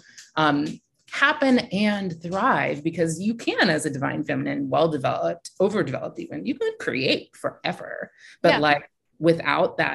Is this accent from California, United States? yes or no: yes; Silicon Valley, California, United States; I'm from Silicon Valley